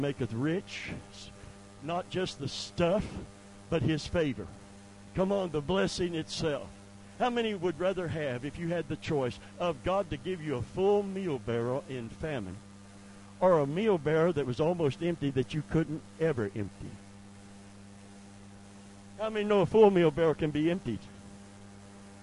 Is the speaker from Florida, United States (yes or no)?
yes; Seffner, Florida, United States; I lived right at the corner where the Hardee's is. That's where I grew up